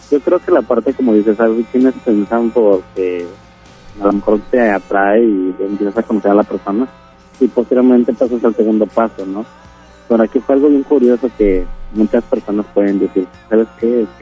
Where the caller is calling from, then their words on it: Guadalupe, Nuevo León, Mexico; Eh, de Guadalupe Nuevo.